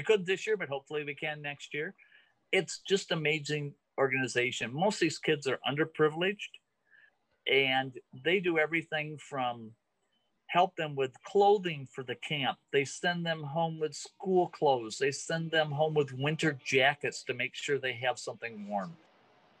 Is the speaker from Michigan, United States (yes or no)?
yes; Zeeland, Michigan, United States; also born or lived in Grand Rapids, Michigan; I grew up in Zeeland